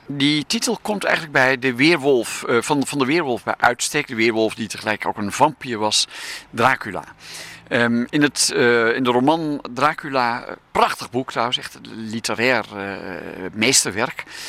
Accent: Haarlem, North Holland, Netherlands; moved away; also born or lived in Achterhoek, Gelderland; ik kom uit Haarlem, ik woon in Haarlem. Maar, en, ehm, eh, en ik ben geboren in de Achterhoek

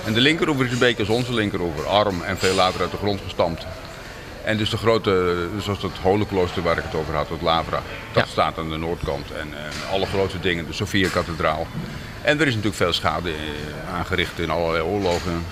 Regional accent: Krimpen aan den IJssel, South Holland, Netherlands; born or raised there; moved away as an adult; now in Kyiv, Ukraine

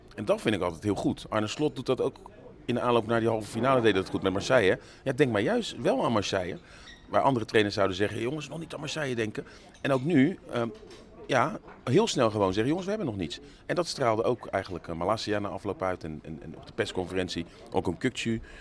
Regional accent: Netherlands

